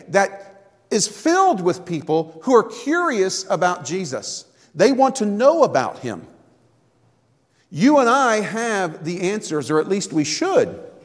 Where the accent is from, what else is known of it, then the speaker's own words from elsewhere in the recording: Florida, United States; moved away; I grew up in Florida